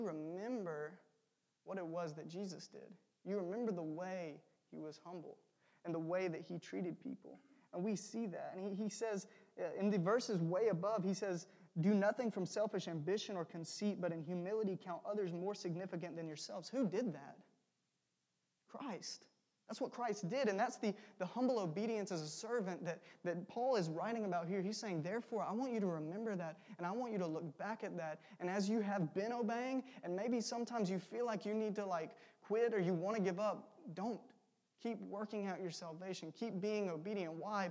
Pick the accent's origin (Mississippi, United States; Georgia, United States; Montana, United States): Georgia, United States; South; I'm from South Georgia, an hour below Macon, which is pretty warm for the most part